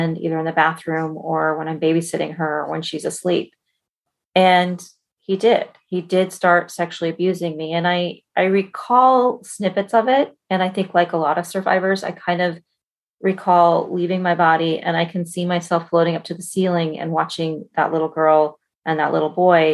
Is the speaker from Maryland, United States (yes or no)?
no; Colorado, United States; now in Bay Area, California, United States; I grew up in Colorado